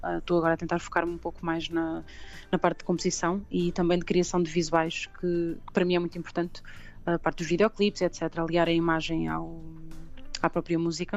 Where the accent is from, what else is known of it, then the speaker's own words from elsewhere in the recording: Pombal, Centro, Portugal; also born or lived in London; comecei muito cedo em Pombal, uh, de onde eu sou